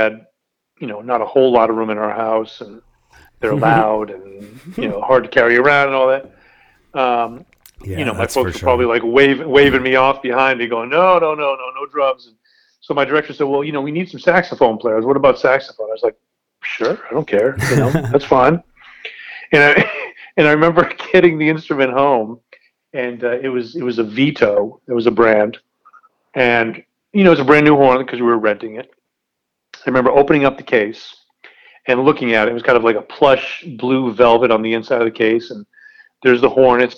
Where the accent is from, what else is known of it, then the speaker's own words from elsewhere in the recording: Dexter, Maine, United States; also born or lived in Massachusetts; I was born in Massachusetts, lived there for, I think, 6 years, and then we moved, 6 or 7 years, I can't remember which, and then we moved to Maine.